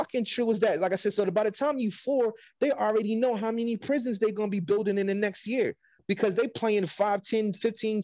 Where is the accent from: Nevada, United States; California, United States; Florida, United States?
California, United States; I'm from California